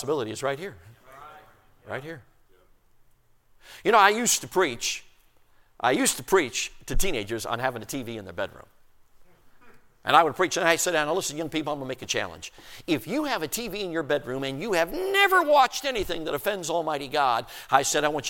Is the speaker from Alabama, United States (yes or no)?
no; Chicago, Illinois, United States; also born or lived in Durango, Colorado; we moved from Durango, Colorado when I was 6 years old and moved to Chicago, Illinois. I'm talking city limits, South Side, Marquette Park